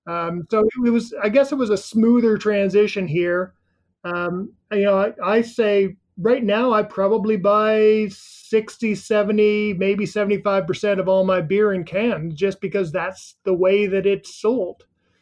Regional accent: Canada; Being a Canadian

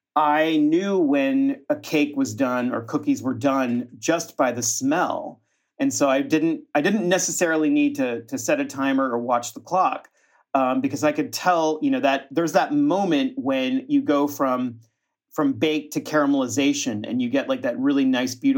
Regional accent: Austin, Texas, United States; I was born in Austin, Texas, as were most of my family. My grandparents are actually from northern Mexico, from Torreon and Monterrey, but my family settled in central Texas in Austin

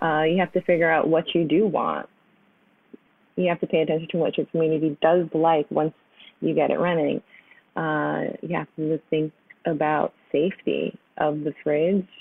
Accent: New York, United States; Born and raised in New York

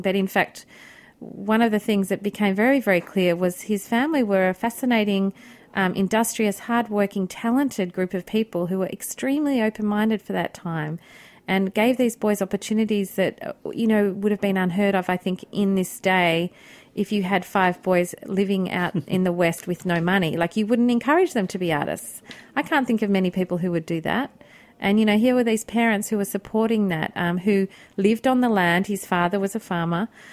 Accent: Australia; moved away; also born or lived in Milan; as an Australian coming over here

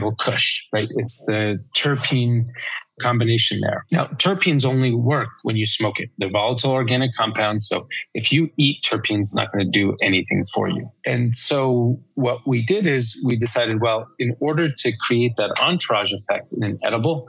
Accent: New York, United States; I'm a New Yorker

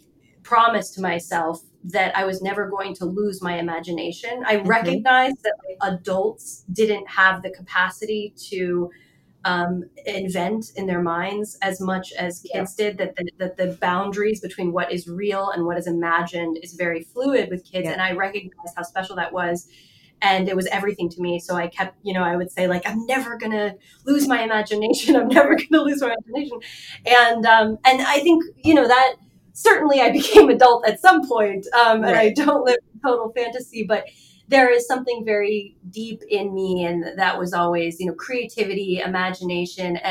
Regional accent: Middlebury, Vermont, United States; also born or lived in Florence, Italy; I grew up in Vermont, in Middlebury, Vermont, and combination of Middlebury, Vermont, and then Italy in Florence

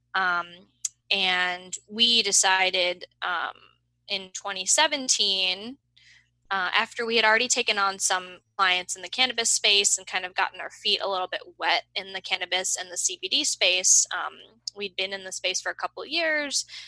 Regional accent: Boston, Massachusetts, United States; moved away as an adult; also born or lived in Denmark; now in Seattle, United States; I grew up in the Boston area

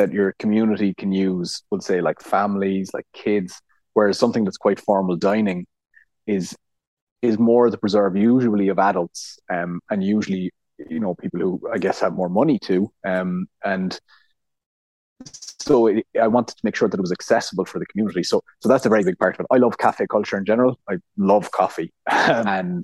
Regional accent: North Cork, Munster, Ireland; moved away; also born or lived in Connemara; even though I'm from North Cork, I'm not from any Gaeltacht region

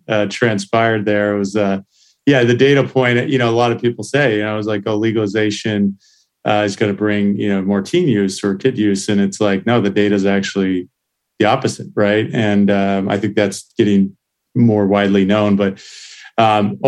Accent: Santa Cruz, California, United States; also born or lived in San Jose, California / Missouri; I grew up in Santa Cruz, California

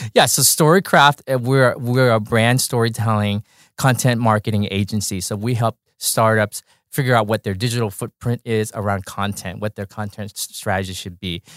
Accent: Orange County, California, United States; I grew up in Orange County

